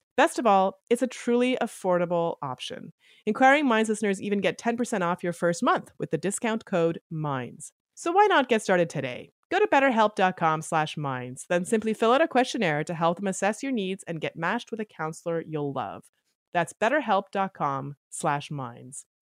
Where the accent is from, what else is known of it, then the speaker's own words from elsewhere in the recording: Canada; I grew up in Canada, football was, was not a part of the culture of mine growing up